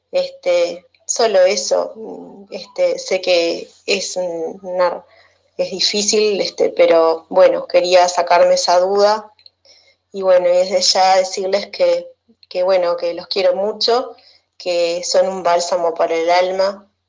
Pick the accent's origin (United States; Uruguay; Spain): Uruguay; soy de Uruguay